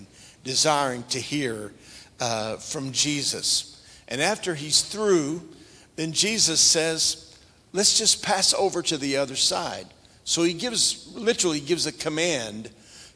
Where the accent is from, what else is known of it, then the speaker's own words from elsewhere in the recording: Tulsa, Oklahoma, United States; moved away; I was raised in Oklahoma, in the Tulsa area